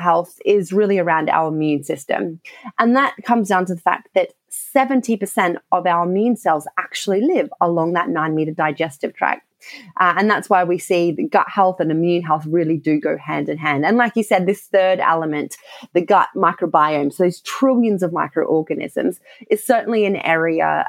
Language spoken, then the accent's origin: English; Australia; accent: Australian; moved away as an adult; now in United Kingdom; I did all of that background research in Australia, so you may have picked up by my accent, and moved over to the UK